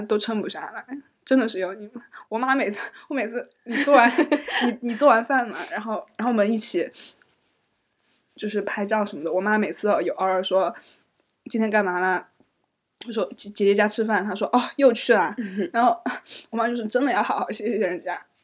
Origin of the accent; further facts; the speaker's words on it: Chengdu, Sichuan, China; moved away as an adult; 你知道我们成都人嘛，又很，又很命